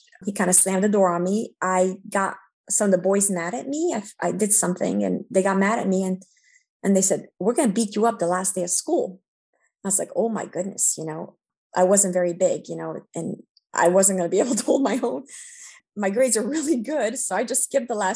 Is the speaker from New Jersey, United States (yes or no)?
yes; New Jersey, United States; English is a second language; We lived there for 20 years. And try to leave the entire 20 years because we got stuck in New Jersey without a Romanian community. And we didn't speak English, and my parents didn't speak English.